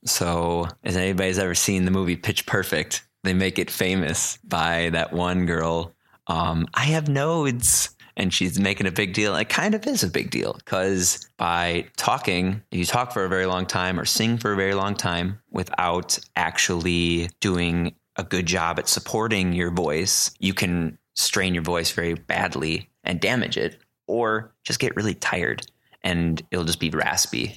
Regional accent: Port Washington, Wisconsin, United States; also born or lived in Madison, Wisconsin; I'm originally from Port Washington, Wisconsin. Went to Port Washington High School, grew up there

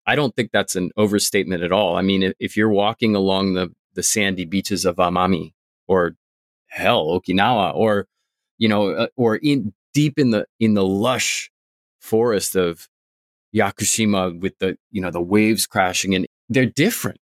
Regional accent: Vermont, United States; now in Tokyo, Japan; I'm from Vermont.

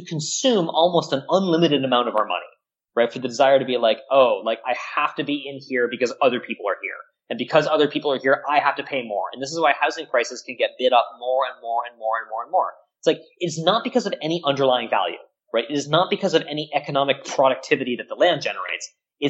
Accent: Canada; I mean, I'm Canadian, so we have single-payer healthcare that works, so blame me.

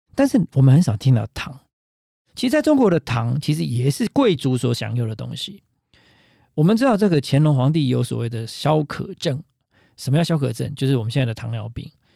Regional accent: Taiwan; 我们台湾人常说啊

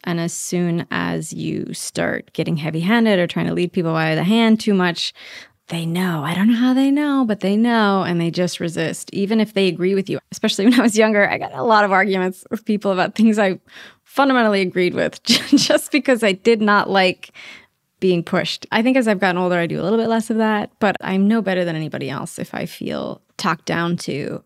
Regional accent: Idaho, United States; moved away; I'm from Idaho

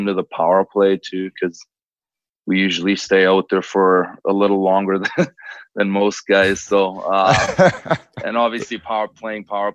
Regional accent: Cologne, North Rhine-Westphalia, Germany; now in Edmonton, Canada; I'm from Cologne

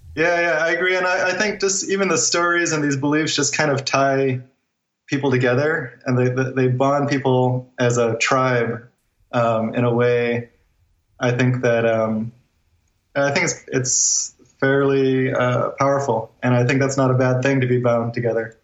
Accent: Guam; moved away as an adult; now in Northern California, United States; we we're from Guam and we left Guam in 2010.

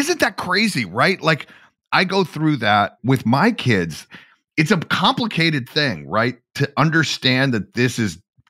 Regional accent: Atlanta, Georgia, United States; down in my hometown of Atlanta, Georgia.

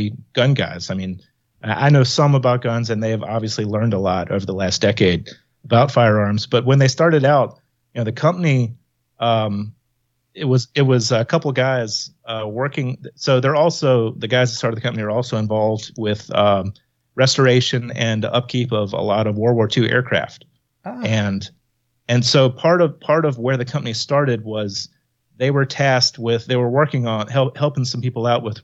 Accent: Midlands of South Carolina, United States; moved away as an adult; also born or lived in Connecticut; now in Georgia, United States; I'm from South Carolina

